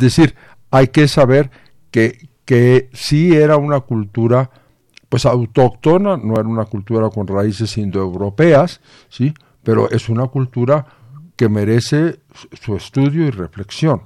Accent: Mexico; nuestra nueva identidad como mexicanos

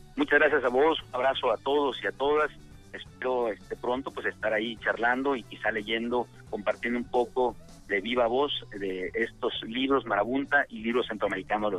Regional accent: Villa Comaltitlán, Chiapas, Mexico; yo nací a mediados de los eh, de la década del 70 de los años 70 del año del siglo pasado porque mi pueblo Villa de Comaltitlán que está en el Soconusco, en la costa del Pacífico, en Chiapas

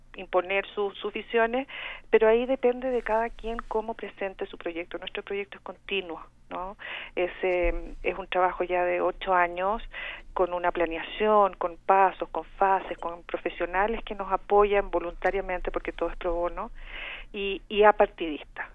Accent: Chile; accent: Chilean; moved away as an adult; now in Mexico; tengo este acento chileno porque soy chilena de origen

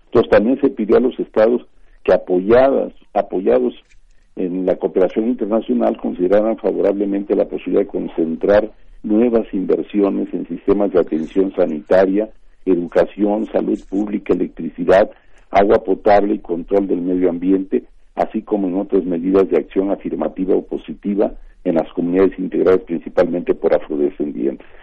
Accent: Mexico; la población mexicana la tenemos

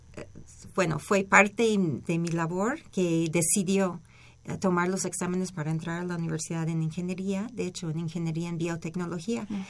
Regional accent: Berkeley, California, United States; moved away as an adult; also born or lived in Los Angeles, United States; now in Mexico; yo soy de Berkeley

